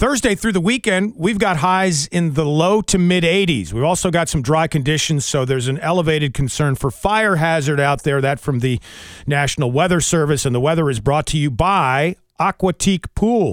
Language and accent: English; High Point, North Carolina, United States; I was born in North Carolina